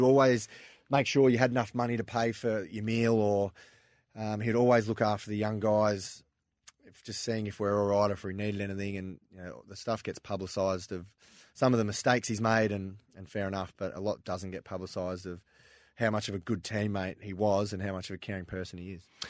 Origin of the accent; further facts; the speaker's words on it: Linton, Victoria, Australia; also born or lived in Ballarat; I grew up there in Linton, which is about half an hour out from Ballarat